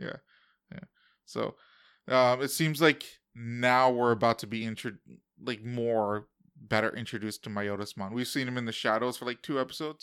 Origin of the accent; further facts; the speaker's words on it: United States; As an American